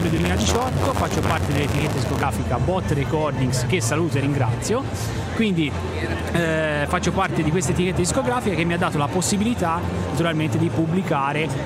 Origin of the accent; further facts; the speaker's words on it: Tuscany, Italy; niente, ho iniziato appunto nel 1994, i primi approcci, insomma, da buon toscano come si sentirà, insomma.